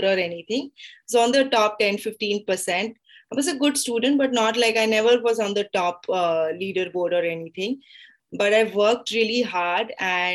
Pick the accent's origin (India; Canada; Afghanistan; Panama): India; Kolkata, West Bengal; moved away as an adult; now in Gurgaon, India; So I'm a Calcutta girl. I'm born and brought up in Calcutta.